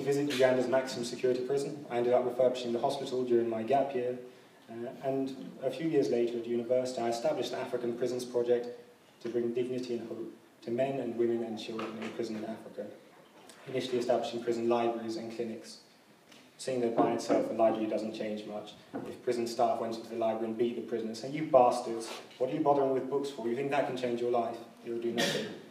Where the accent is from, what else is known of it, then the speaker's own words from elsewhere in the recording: London, United Kingdom; growing up in London